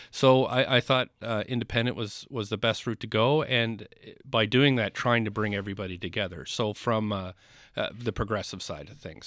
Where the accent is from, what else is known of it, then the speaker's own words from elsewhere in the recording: Nova Scotia, Canada; now in Vancouver, Canada; I'm not from Vancouver. I grew up in Nova Scotia